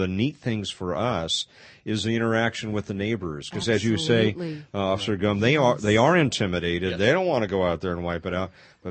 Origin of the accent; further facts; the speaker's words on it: Pasadena, California, United States; I grew up in Pasadena